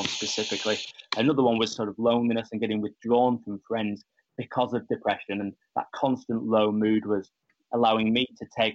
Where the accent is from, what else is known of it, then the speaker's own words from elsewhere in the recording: Ribble Valley, near Blackburn, Lancashire, North West England, United Kingdom; I'm from the Ribble Valley, which is near Blackburn in Lancashire